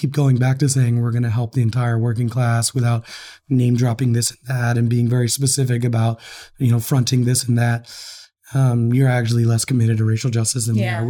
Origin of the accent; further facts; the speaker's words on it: Texas, United States; I grew up poor white in Texas